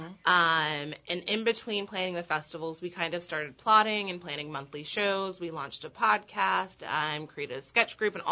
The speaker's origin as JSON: {"language": "English", "region": "California", "country": "United States", "tie": "born or raised there", "also_born_or_lived": "Texas / Austin, Texas", "accent": "Valley girl", "moved": "yes", "lives_now": "New Orleans, United States", "said": "I was born in Texas. I lived in California a long time. I have to say the California part because I sound like a Valley girl. They were formative years. But most recently from Austin, Texas. Been here for about 4 years."}